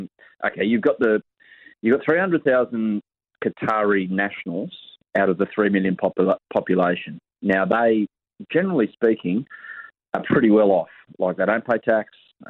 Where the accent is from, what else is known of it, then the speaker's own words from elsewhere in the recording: Australia; I'm not a Kiwi, Jason. I'm an Aussie.